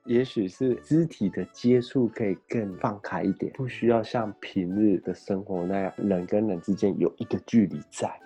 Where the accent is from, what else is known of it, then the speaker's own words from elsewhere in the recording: Taiwan; moved away; also born or lived in Shimokitazawa, Tokyo, Japan; 我们台湾的全联百货中心